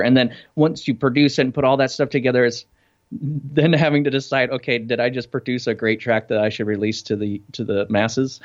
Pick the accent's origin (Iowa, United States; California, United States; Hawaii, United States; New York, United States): Iowa, United States; moved away as an adult; also born or lived in Denver; now in Fort Lauderdale, United States; I grew up in Iowa